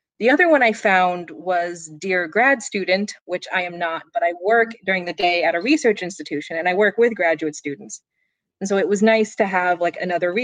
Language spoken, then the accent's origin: English; Phoenix, Arizona, United States; moved away; I was raised in Phoenix